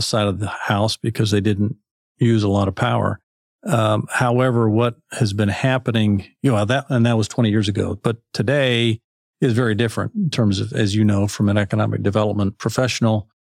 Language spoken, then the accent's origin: English; Fargo, North Dakota, United States; moved away as an adult; also born or lived in East Central Kansas; now in Arkansas, United States; I grew up in Fargo